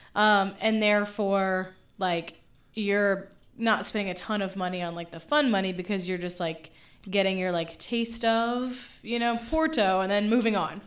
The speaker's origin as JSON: {"language": "English", "town": "Memphis", "region": "Tennessee", "country": "United States", "tie": "born or raised there", "moved": "yes", "said": "my hometown of Memphis"}